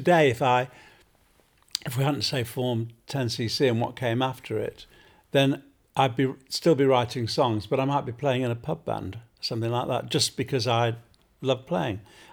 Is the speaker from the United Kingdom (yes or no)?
yes; Manchester, North West England, United Kingdom; growing up in North Manchester